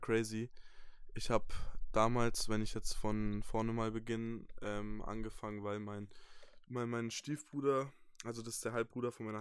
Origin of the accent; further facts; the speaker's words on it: Bamberg, Bavaria, Germany; ich komme aus Bayern, aus dem wunderschönen Franken, ähm, aus Bamberg, einer kleinen Stadt